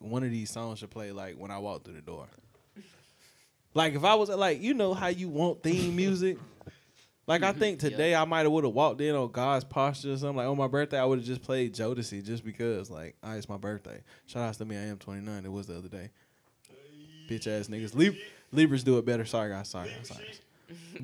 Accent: Spartanburg, South Carolina, United States

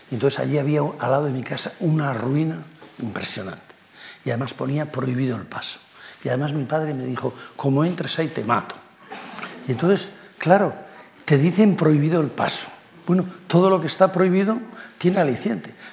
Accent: Cantabria, Spain; es igual que el que había en mi infancia en Líbana

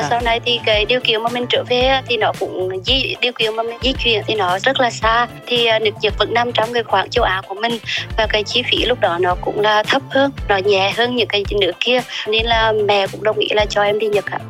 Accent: Huế, Thua Thien Hue, Vietnam; accent: central Vietnamese; moved away as an adult; also born or lived in Japan; giọng quê gốc của em ạ em sinh thì sinh ra tại huế và sinh lớn lên tại huế luôn

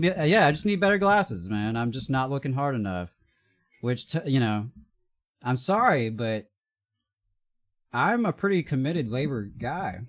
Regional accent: the South, United States; I'm just a straight white guy born and raised in the South

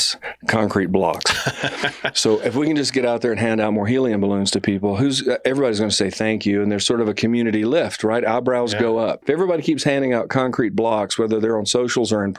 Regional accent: Alabama, United States; I'm from Alabama

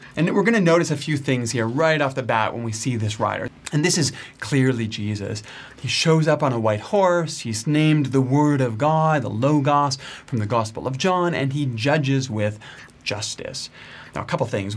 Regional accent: Canada; I'm Canadian

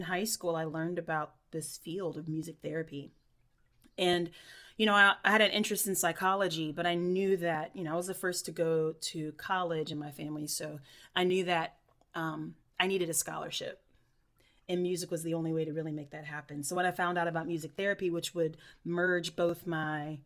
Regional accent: Irmo, South Carolina, United States; originally I'm from Irmo, South Carolina, which is right outside of Columbia, South Carolina. And it was just, you know, grew up in a little neighborhood

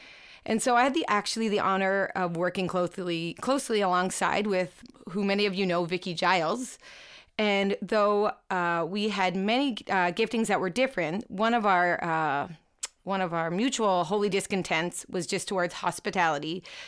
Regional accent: Fenwick, Ontario, Canada; Well, I'm born and raised in Niagara, in the little town of Fenwick, to be exact. And I've lived there for actually 34 and a half of my 36 and a half years of life.

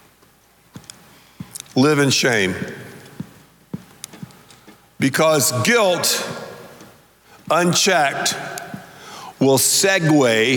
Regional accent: the South, United States; I'm from the South

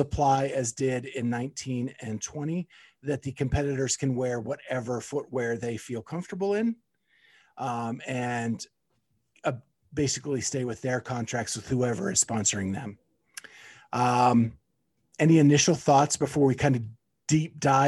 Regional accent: Pennsylvania, United States; moved away; I have traveled to Pennsylvania, my hometown, to hang out with my mom this week.

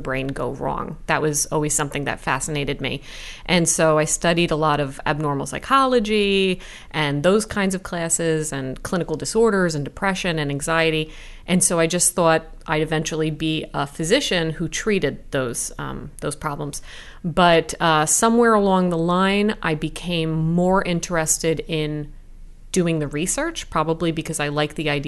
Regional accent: New Jersey, United States; I'm from Jersey, born and raised

